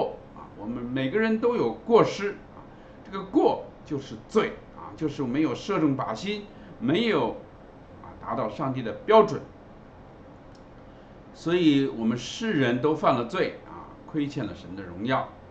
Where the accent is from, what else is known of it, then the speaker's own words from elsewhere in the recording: China; 圣经里所讲的罪呢，跟我们中国人所定义的罪呢是不一样的啊。